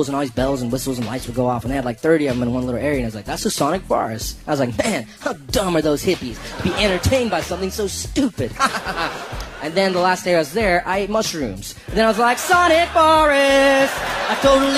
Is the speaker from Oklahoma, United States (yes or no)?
no; South Carolina, United States; I'm from South Carolina, but my parents are from India.